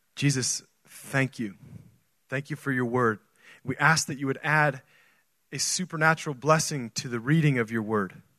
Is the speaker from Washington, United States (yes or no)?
no; Oregon, United States; now in Texas, United States; I grew up in Oregon